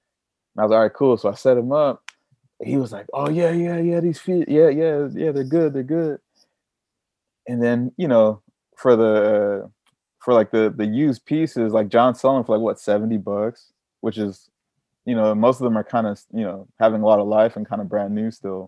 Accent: Long Beach, California, United States; moved away as an adult; now in Copenhagen, Denmark; We're both from Long Beach

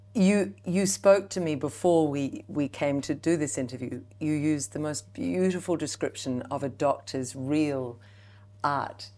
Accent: New Zealand; as a Kiwi mum, as a Kiwi woman

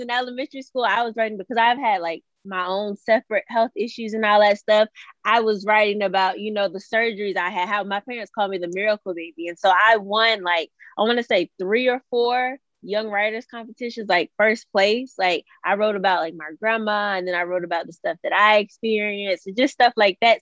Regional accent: Suffolk, Virginia, United States; I am from Suffolk, Virginia. It's a little small city in um, Virginia.

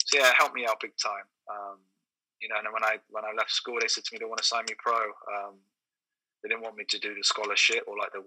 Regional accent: Taunton, South West England, United Kingdom; moved away as an adult; also born or lived in London; now in Brunei; I'm from Taunton in Somerset, which is quite a quiet countryside place.

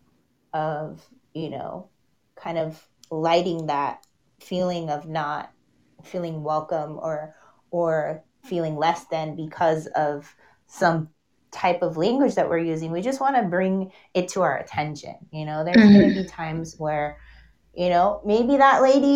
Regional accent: Los Angeles, California, United States; I lived in San Fernando Valley my whole life

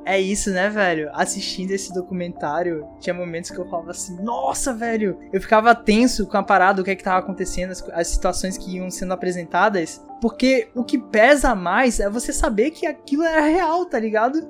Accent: Brazil; A gente brasileiro, nascido e criado no Brasil

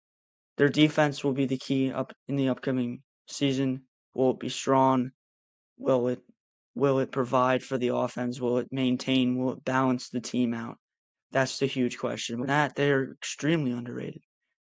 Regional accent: New York, United States; not only because I'm a New Yorker

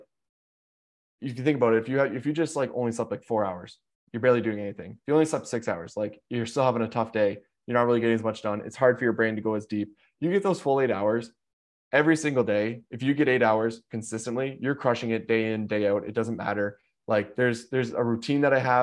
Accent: Canada; also born or lived in Chicago; I'm Canadian

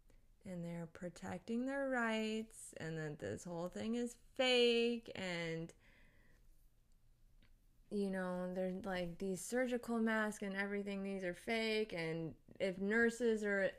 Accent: Japan; born there; I grew up around a lot of different Asian cultures because I was born in Japan. I moved around a lot.

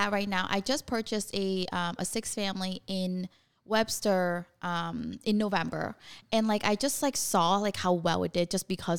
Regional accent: Vietnam; Like we're from Vietnam and like, she's had to like reinvent herself so many different ways.

